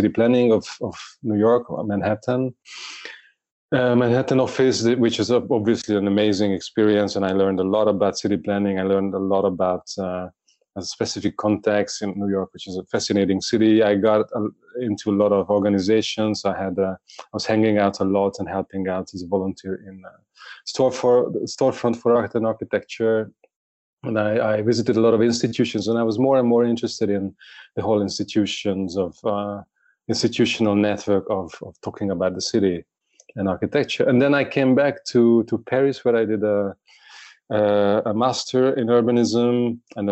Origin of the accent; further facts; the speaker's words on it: Budapest, Hungary; I was born and grew up in Budapest.